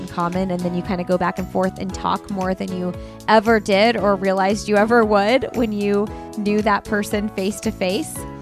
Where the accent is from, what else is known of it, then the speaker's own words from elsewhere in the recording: Bloomington, Indiana, United States; moved away; Bloomington, Indiana, my hometown